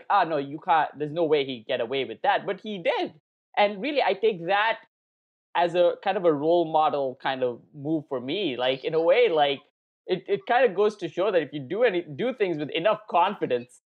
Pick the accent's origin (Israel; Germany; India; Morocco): India; I mean, I'm Indian, right? So whatever, I don't care about what's going on in America really